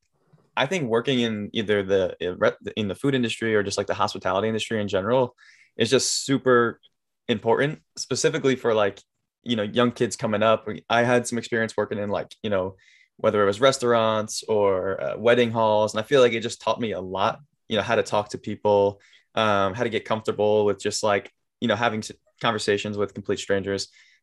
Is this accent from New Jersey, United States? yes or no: yes; New Jersey, United States; And everyone knows I am from Jersey. I went to school at the Jersey Shore